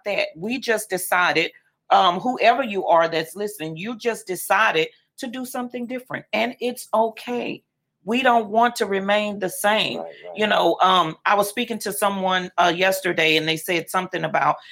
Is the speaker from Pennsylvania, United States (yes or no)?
no; Lafayette, Louisiana, United States; Born and raised in Lafayette, Louisiana